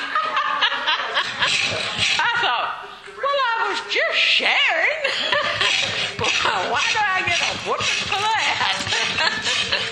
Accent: Mississippi, United States; now in Elgin, United States; I grew up in Mississippi

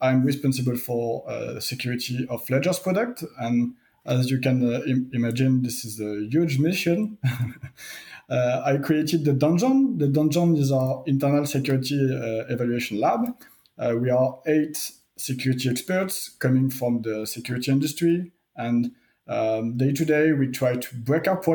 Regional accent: France; accent: French; English is a second language; sorry for my strong accent. I'm French. During my education in France

